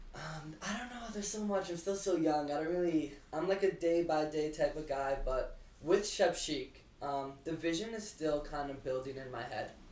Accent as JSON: {"language": "English", "country": "Canada", "said": "I'm Canadian"}